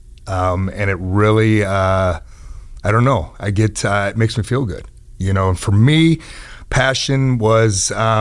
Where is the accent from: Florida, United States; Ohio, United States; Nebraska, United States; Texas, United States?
Nebraska, United States; Lincoln; now in Omaha, United States; I grew up in Lincoln, Nebraska, went to Northeast High School. And then we moved to Omaha about 5 years ago